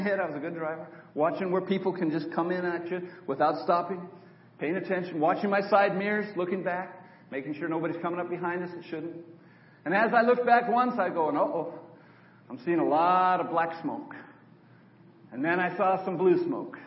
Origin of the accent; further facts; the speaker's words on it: Auburn, California, United States; moved away as an adult; I grew up in Auburn, California, just north of Sacramento, on a dairy farm